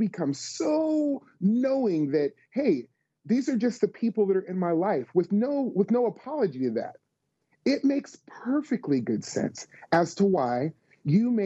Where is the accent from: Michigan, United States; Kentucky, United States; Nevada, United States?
Nevada, United States; Las Vegas; now in Tennessee, United States; us living in the South, although I grew up in Las Vegas